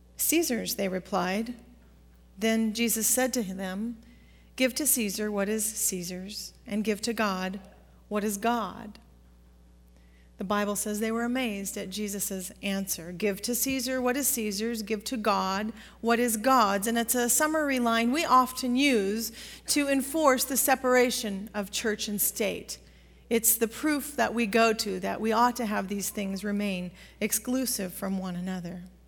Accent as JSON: {"language": "English", "region": "Pacific Northwest", "country": "United States", "tie": "born or raised there", "said": "growing up in the Pacific Northwest"}